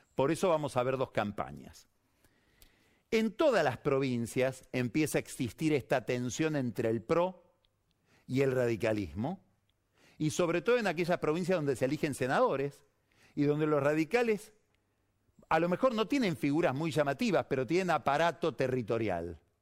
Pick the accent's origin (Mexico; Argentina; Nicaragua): Argentina; en la Argentina estamos en 12%